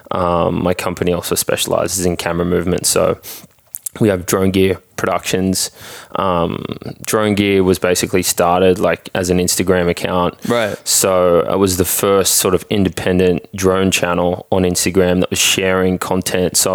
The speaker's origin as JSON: {"language": "English", "country": "Australia", "moved": "as an adult", "lives_now": "United States", "said": "I'm licensed in Australia"}